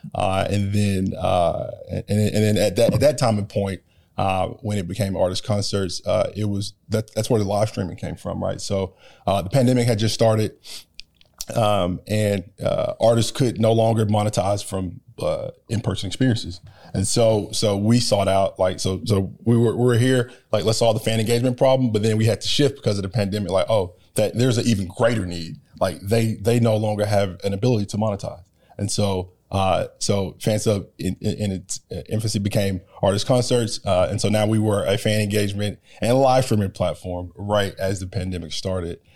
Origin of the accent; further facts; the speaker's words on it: Warner Robins, Georgia, United States; Georgia native, um, Uh, born, born and raised in Warner Robins, Georgia.